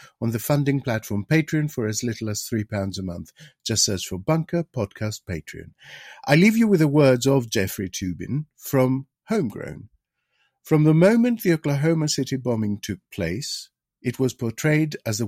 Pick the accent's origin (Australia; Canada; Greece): Greece; moved away; in my home country, in Greece